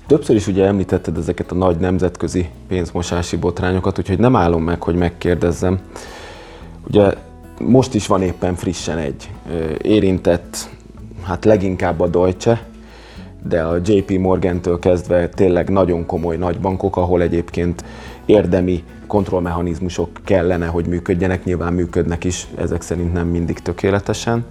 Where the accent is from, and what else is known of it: Hungary